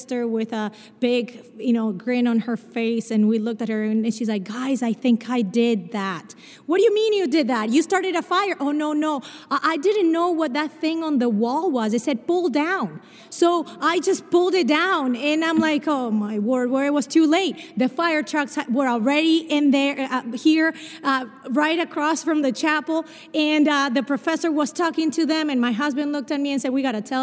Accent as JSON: {"language": "English", "country": "Argentina", "tie": "born or raised there", "also_born_or_lived": "Brazil", "accent": "a mix of Spanish and Portuguese", "second_language": "English", "moved": "yes", "said": "I was born in Brazil, but I grew up in Argentina. And so my accent is a mix of Spanish and Portuguese"}